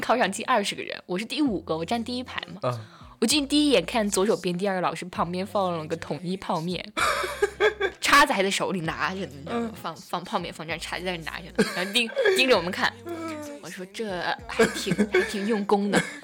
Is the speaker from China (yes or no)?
yes; Xi'an, Shaanxi, China; 我是一个土生土长的西安人